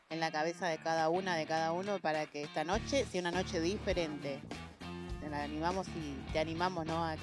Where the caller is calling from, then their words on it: La Tablada, Buenos Aires Province, Argentina; de la Tablada, la llamo para felicitar